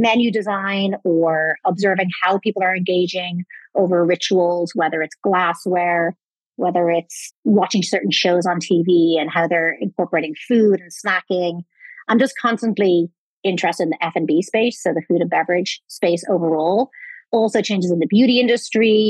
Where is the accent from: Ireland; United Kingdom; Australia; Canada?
Ireland; moved away; I am Irish originally